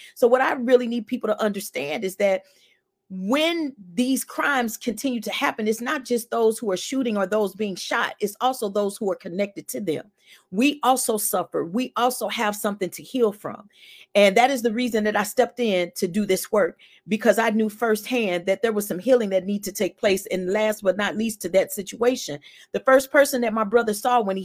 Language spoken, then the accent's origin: English; St. Louis, Missouri, United States; I was born and raised in St. Louis as well, 51 years old.